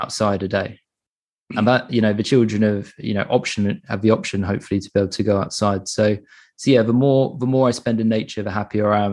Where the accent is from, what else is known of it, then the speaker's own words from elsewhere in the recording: England, United Kingdom; I'm from England